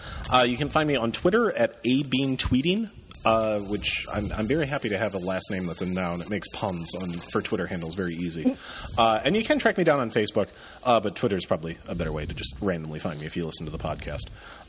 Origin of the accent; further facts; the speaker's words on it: Detroit, Michigan, United States; I grew up in Detroit or outside of Detroit